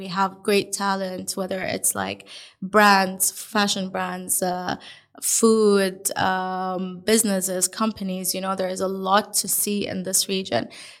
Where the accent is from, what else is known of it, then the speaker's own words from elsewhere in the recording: Dubai, United Arab Emirates; also born or lived in Melbourne / Lisbon; So I grew up 24 years in Dubai. I also lived in Melbourne, which was a huge change.